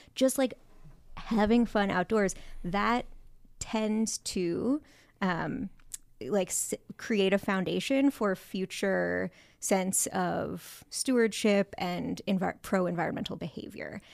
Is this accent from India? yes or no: no; San Francisco Bay Area, California, United States; I grew up in the San Francisco Bay Area